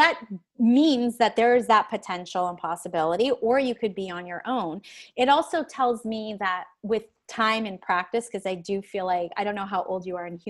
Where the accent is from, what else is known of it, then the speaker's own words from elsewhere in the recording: Canada; I'm Canadian.